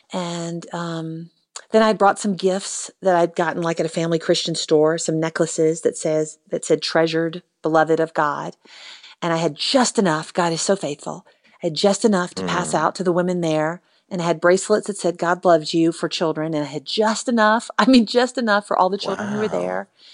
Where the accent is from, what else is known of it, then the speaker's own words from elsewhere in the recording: United States; I am an American